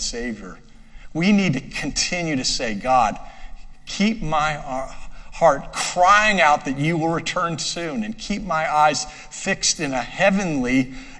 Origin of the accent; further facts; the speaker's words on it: United States; I'm an American citizen